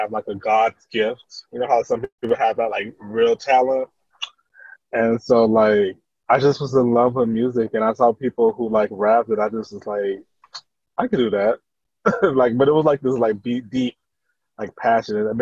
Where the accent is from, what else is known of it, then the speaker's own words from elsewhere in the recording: Tampa, Florida, United States; I'm from, like, Tampa, Florida